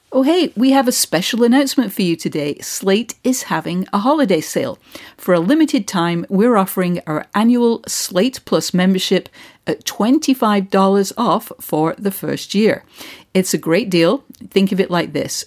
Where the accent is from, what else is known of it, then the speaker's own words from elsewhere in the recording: United Kingdom; moved away; when I was growing up in Britain